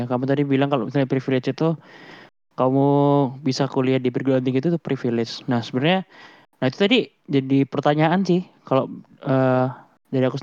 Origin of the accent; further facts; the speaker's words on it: Java, Indonesia; born there; Aku bisa lahir di Indonesia itu juga privilege sih menurutku gitu, apalagi di Jawa ya terutama ya.